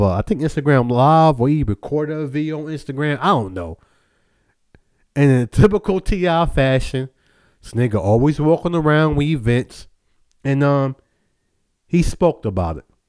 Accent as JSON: {"language": "English", "town": "Charlotte", "region": "North Carolina", "country": "United States", "tie": "born or raised there", "also_born_or_lived": "Brooklyn, New York", "said": "I was born in Brooklyn, New York. To the age of five, moved to Charlotte, North Carolina. From age five until now."}